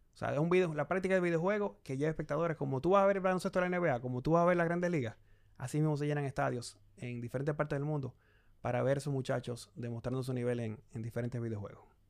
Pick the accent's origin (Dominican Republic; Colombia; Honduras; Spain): Dominican Republic; Santo Domingo, Distrito Nacional; yo nací acá en Santo Domingo, mucha gente piensa que yo nací en Canadá. No, yo no nací en Canadá, nací en República Dominicana, eh, me crié acá también